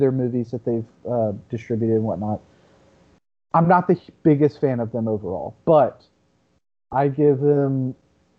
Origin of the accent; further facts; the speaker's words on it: Lumberton, Texas, United States; growing up in East Texas, man, in a place, I'll say it. The my hometown is called Lumberton.